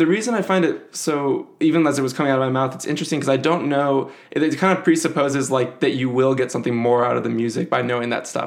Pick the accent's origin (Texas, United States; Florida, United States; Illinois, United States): Illinois, United States; Evanston; I am from Evanston, Illinois, or grew up there at least